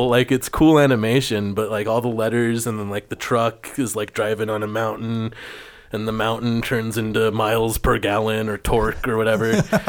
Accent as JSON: {"language": "English", "region": "New Jersey", "country": "United States", "said": "I'm one of you, even though I'm from New Jersey."}